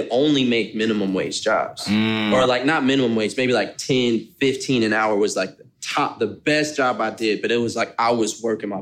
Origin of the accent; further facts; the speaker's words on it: Dallas, Texas, United States; Dallas. Dallas, Texas? Born and raised